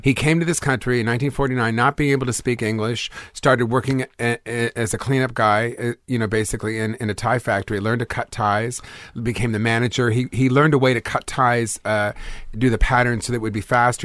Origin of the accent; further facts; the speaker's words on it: Los Angeles, California, United States; also born or lived in Bronx, New York; born in Los Angeles